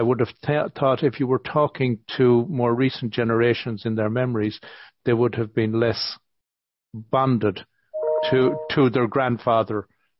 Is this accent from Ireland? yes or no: yes; Ireland; growing up in Ireland